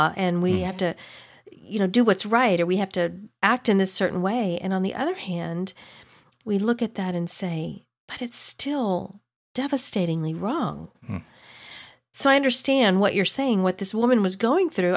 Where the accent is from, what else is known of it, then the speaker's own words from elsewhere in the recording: small town in Texas, United States; Growing up in the South